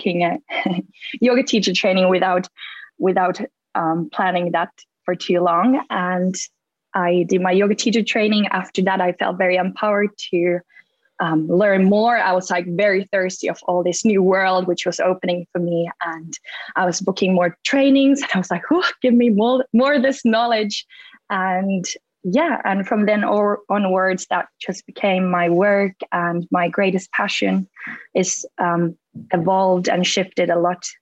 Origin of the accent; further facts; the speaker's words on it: Finland; moved away as an adult; also born or lived in America; now in London, United Kingdom; I grew up in Finland